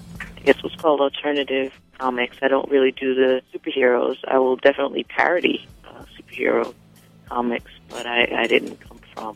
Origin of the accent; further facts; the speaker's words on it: Teaneck, New Jersey, United States; moved away; also born or lived in Brooklyn, New York; And it's about me growing up in New Jersey and eventually coming to New York to go to school and then eventually working. And it's, you know, all the adventures growing up in Teaneck